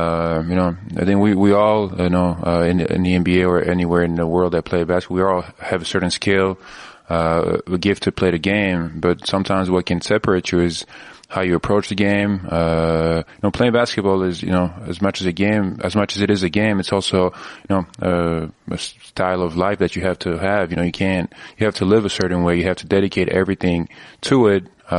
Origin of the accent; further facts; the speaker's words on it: Belgium; also born or lived in Switzerland; the reason I was born in Switzerland is because my dad played there at that time, and then we moved to Belgium, so I lived there for 11 years.